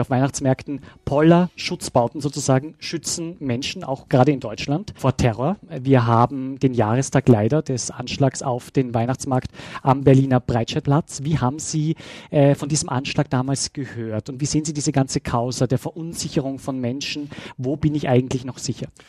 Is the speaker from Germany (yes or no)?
no; Salzburg, Austria; meiner Heimat Salzburg